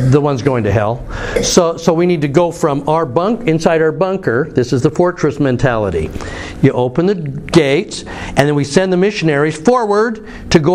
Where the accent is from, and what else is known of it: United States; also born or lived in England